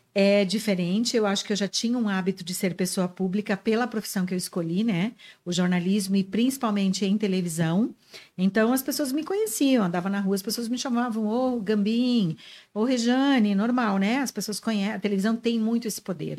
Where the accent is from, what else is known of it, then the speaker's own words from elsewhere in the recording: Santa Rosa, Rio Grande do Sul, Brazil; moved away as an adult; also born or lived in Guarani das Missões, Rio Grande do Sul / Crissiumal, Rio Grande do Sul; now in Joinville, Brazil; A grande, a maior parte da minha vida eu vivi em Santa Rosa da minha, adolescência, da minha infância.